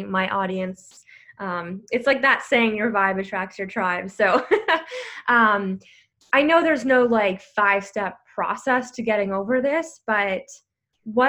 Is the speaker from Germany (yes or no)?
no; Canada; I'm from Canada